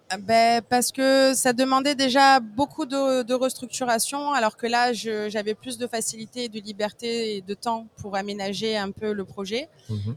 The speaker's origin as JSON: {"language": "French", "town": "Marseille", "region": "Provence-Alpes-Côte d'Azur", "country": "France", "tie": "born or raised there", "said": "je suis marseillaise, donc née et élevée à Marseille"}